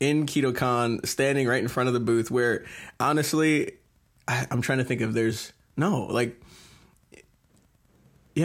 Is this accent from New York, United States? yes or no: yes; Long Island, New York, United States; moved away; also born or lived in Albany, New York; I'm originally from New York, which you didn't even know, Long Island